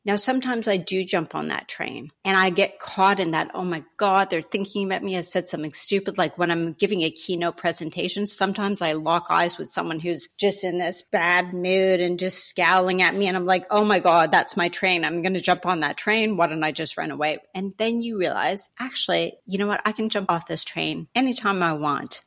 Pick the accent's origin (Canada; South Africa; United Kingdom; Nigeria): Canada; as a Canadian